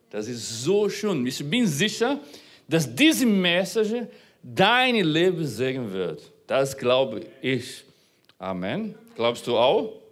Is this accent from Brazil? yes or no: yes; Brazil; born there; Unabhängig davon, wo du geboren bist, ich bin in Brasilien geboren.